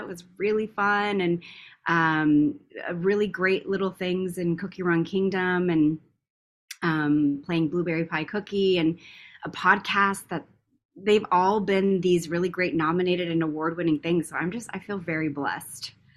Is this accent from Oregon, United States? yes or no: no; Tucson, Arizona, United States; moved away as an adult; now in Los Angeles, United States; my hometown of, of Tucson, Arizona